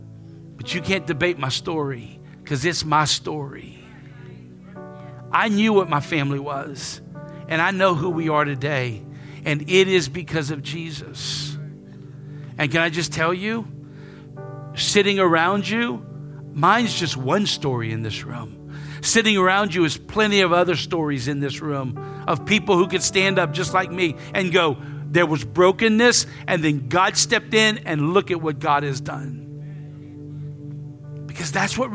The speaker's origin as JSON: {"language": "English", "town": "Lafayette", "country": "United States", "tie": "born or raised there", "said": "I grew up right here in Lafayette"}